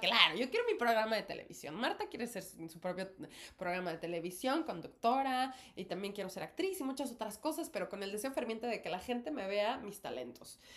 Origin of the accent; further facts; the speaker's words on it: Mexico; now in New York, United States; Y ambas somos actrices mexicanas.